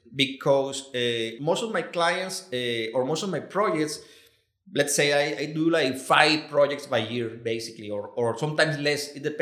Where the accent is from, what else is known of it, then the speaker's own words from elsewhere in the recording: Mazatlan, Sinaloa, Mexico; English is a second language; moved away as an adult; now in Los Cabos, Mexico; I am from Mazatlan.